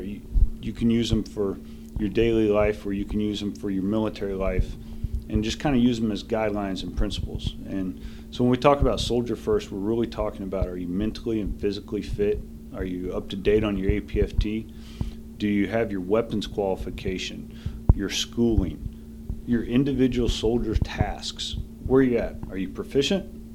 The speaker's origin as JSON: {"language": "English", "region": "southern Missouri", "country": "United States", "tie": "born or raised there", "moved": "yes", "said": "My hometown's like barely one of those little map dots."}